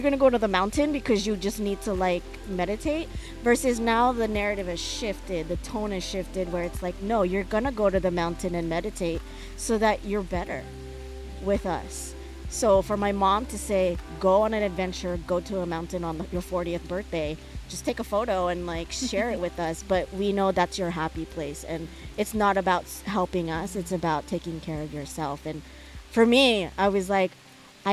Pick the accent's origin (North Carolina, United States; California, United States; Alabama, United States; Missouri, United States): California, United States; San Diego; high school, growing up in San Diego